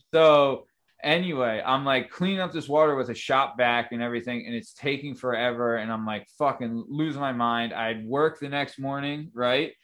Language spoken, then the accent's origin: English; Lansdale, Pennsylvania, United States; also born or lived in Roxborough, Philadelphia; I grew up in Lansdale, Pennsylvania